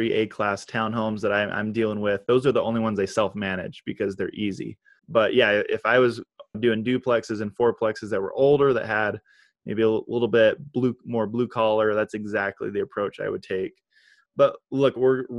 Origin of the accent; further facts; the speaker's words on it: Idaho, United States; now in Utah, United States; I grew up in Idaho and a bit of a redneck myself.